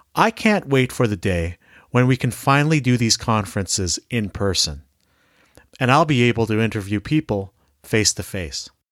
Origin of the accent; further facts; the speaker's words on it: Canada; I'm Filipino Canadian